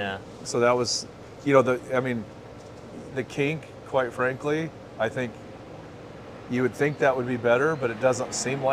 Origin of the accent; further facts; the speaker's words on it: Phoenix, Arizona, United States; we're from Phoenix